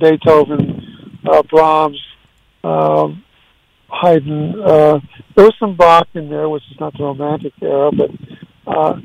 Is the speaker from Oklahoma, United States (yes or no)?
no; Ventura, California, United States; also born or lived in Waco, Texas / Isla Vista, California; at age 2, we all moved to California, to Ventura.